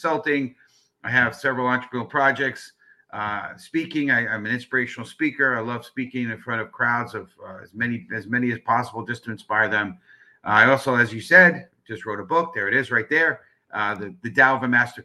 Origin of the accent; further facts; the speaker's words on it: New York City, New York, United States; born and raised in the Bronx